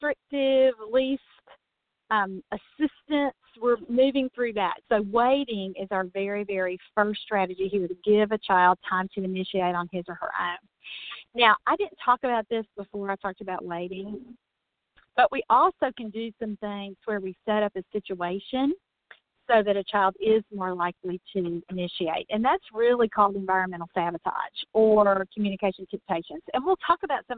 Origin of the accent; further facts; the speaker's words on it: Mississippi, United States; that's my home state.